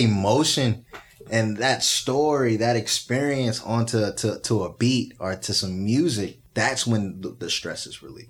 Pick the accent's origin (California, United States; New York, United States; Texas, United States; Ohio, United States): Texas, United States; Spring; moved away as an adult; also born or lived in Little Rock, Arkansas / Washington, District of Columbia, United States; I'm from Little Rock, Arkansas, by the way. Uh, grew up in Spring, Texas